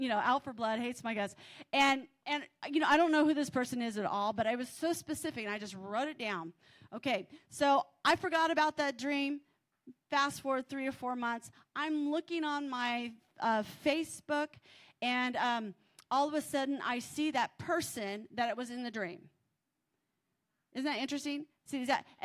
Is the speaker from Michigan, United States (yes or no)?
no; California, United States; I'm from California